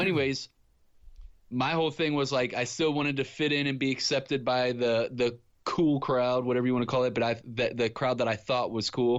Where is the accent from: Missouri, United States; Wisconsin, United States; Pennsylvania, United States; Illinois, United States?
Missouri, United States; Ferguson; I grew up in Ferguson, Missouri